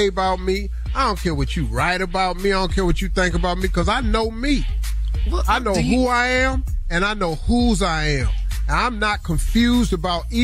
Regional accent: West Virginia, United States; I'm from West Virginia

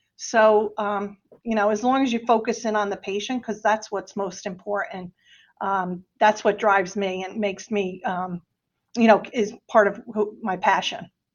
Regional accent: New Jersey, United States; moved away as an adult; also born or lived in Delaware / Washington, D.C. / Pennsylvania; Jersey, I'm a Jersey girl. I'm originally from New Jersey

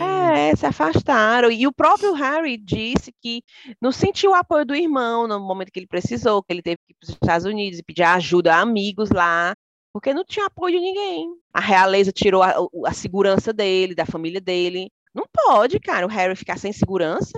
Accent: Brazil; now in United Kingdom; somos nós, né, brasileiras

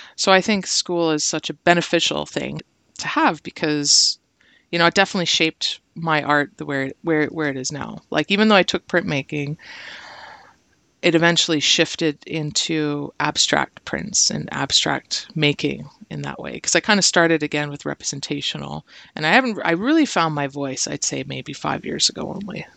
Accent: Brantford, Ontario, Canada; moved away as an adult; also born or lived in Hamilton / Simcoe; now in Toronto, Canada; I was born in Hamilton, but I, I grew up in Brantford, and then Simcoe recently, and now Toronto.

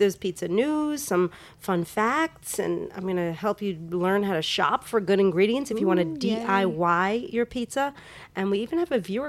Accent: New York, United States; now in Los Angeles, United States; I grew up in New York.

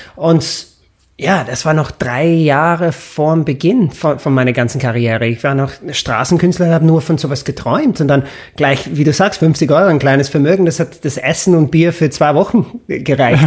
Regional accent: Stratford-upon-Avon, West Midlands, United Kingdom; German is a second language; moved away as an adult; now in Vienna, Austria; meine Heimatstadt ohne die ganzen Touristen zu genießen. Weil Stratford-upon-Avon

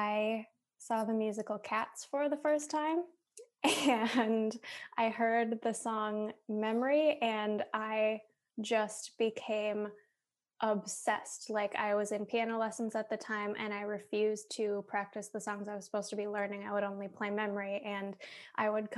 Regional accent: Minneapolis, Minnesota, United States; moved away as an adult; also born or lived in Boston; now in Milwaukee, United States; I grew up in Minneapolis, but my mom grew up in Milwaukee

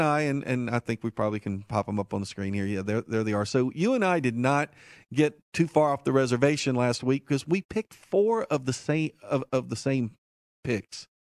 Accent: Martinsville, Virginia, United States; We will talk about Martinsville, my hometown, next week

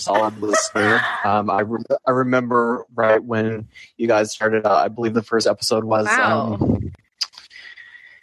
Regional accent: Chattanooga, Tennessee, United States; I grew up in Chattanooga, Tennessee

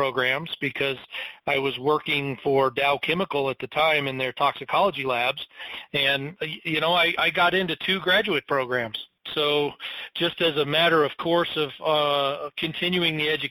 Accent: Michigan, United States; moved away as an adult; also born or lived in Colorado; I came from Michigan

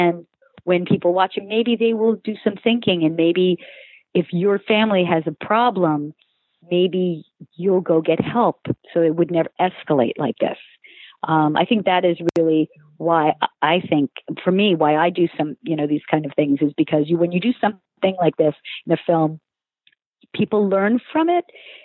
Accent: Long Island, New York, United States; I'm from Long Island

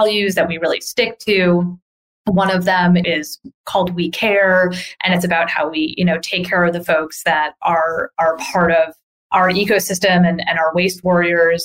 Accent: New York area, United States; also born or lived in Boston; I'm from the New York area. I lived in Boston for a number of years

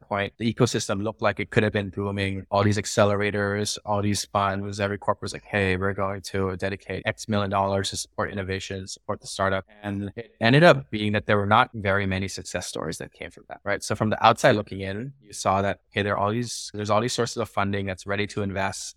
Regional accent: Bangkok, Thailand; moved away as an adult; also born or lived in United States; I'm Thai, born and raised in Bangkok, lived here for eighteen years before moving to the U S, and then back in twenty twenty

